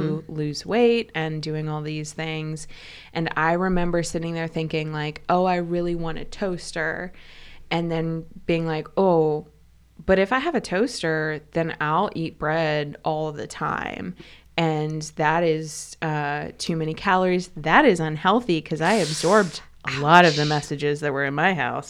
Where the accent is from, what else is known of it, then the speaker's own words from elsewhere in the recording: the Midwest, near Canton and Akron, Ohio, United States; I was from the Midwest